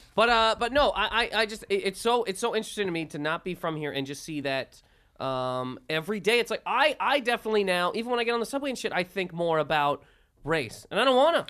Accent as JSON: {"language": "English", "country": "Canada", "tie": "born or raised there", "also_born_or_lived": "Toronto, Canada", "moved": "as an adult", "lives_now": "United States", "said": "Everybody knows I'm from Canada. I've been from there for my entire life."}